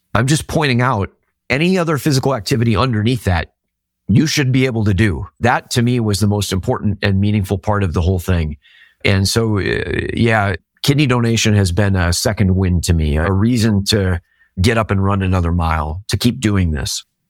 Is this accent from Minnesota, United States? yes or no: yes; Minnesota, United States; I'm from Minnesota.